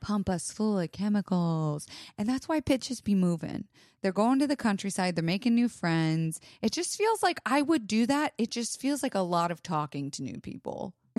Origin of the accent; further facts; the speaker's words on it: Florida, United States; I was raised in Florida